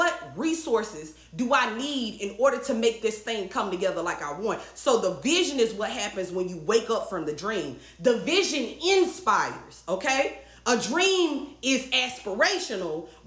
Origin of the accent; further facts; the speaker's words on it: the South, Southern United States, United States; I grew up hearing in the South. You know, a Southern girl